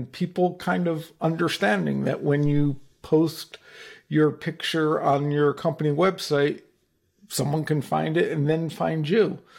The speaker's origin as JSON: {"language": "English", "region": "New Jersey", "country": "United States", "said": "Hey, I'm from New Jersey and my father was a lawyer, so I'm allowed to say that one."}